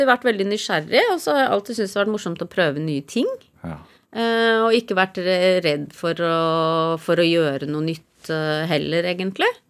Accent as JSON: {"language": "Norwegian", "region": "Oslo", "country": "Norway", "said": "Da jeg kom fra Oslo til ødemarken i Finnmark og lette etter skatter og sånn."}